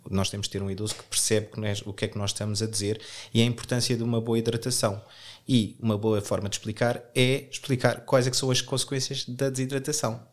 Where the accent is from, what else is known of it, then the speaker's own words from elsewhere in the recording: Portugal; nós, como bons portugueses